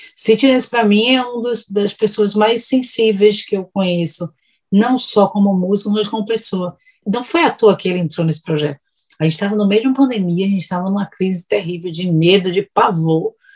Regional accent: Bahia, Brazil; eu sou muito baiana, sou muito barrista. Eu gosto do meu sotaque

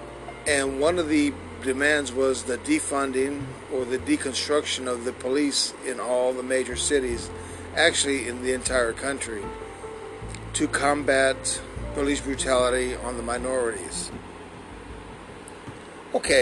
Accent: San Antonio, Texas, United States; here in my hometown, San Antonio

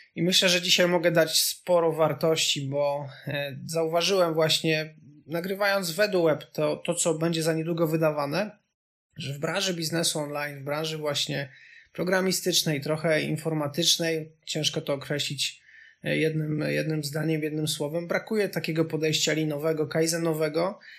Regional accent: Subcarpathian Voivodeship, Poland; moved away as an adult; also born or lived in Kraków; ja pochodzę z bardzo małej miejscowości z Podkarpacia

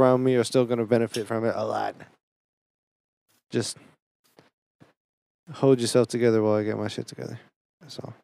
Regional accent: Boston, Massachusetts, United States; I'm from Boston

